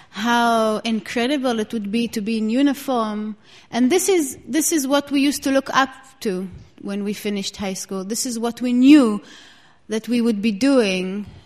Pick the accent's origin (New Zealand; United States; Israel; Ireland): Israel; I was born and raised in Israel.